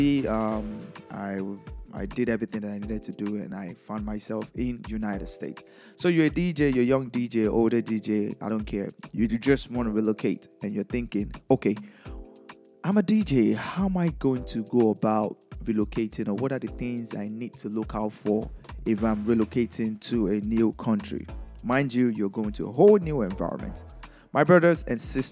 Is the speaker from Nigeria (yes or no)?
yes; Lagos, Nigeria; moved away; I'm from Nigeria. I was born in Lagos, Nigeria